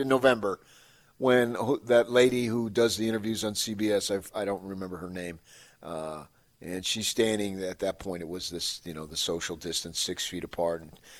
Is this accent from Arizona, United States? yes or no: yes; Phoenix, Arizona, United States; moved away; I grew up in Phoenix.